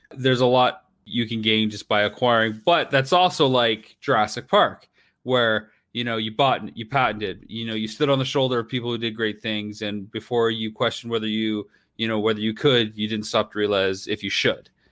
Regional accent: Canada; I'm a Canadian filmmaker

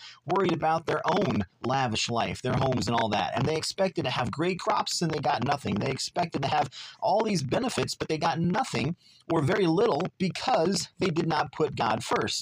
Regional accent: Southern California, United States; growing up in Southern California

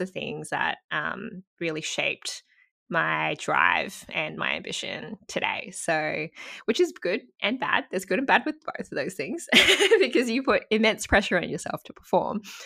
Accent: Gold Coast, Queensland, Australia; also born or lived in Sydney, New South Wales; I did a lot lot of my schooling life up in Queensland

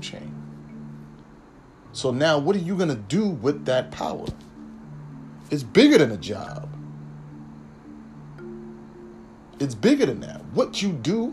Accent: New York City, New York, United States; I'm from the Bronx, but being technical, I was born in the Bronx

